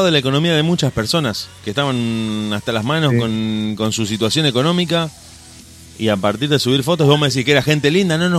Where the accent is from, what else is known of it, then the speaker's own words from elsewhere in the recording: Uruguay; como si nosotros los uruguayos decimos, no, yo soy argentino, ah, yo soy uruguayo, somos los mismos, iguales.